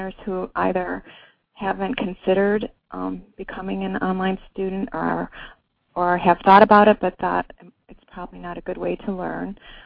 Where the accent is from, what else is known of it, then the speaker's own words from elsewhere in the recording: Buffalo, New York, United States; I'm from Buffalo